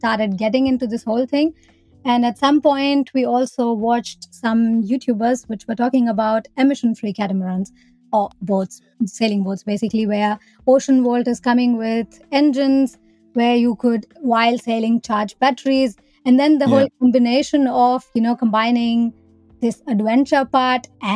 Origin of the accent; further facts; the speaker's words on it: India; moved away as an adult; also born or lived in Germany; I'm from India. I'm 28 years old. And I moved to Germany in 2017